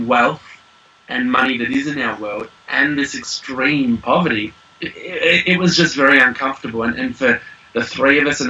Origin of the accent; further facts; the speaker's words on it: Australia; moved away as an adult; now in New Zealand; we are Aussie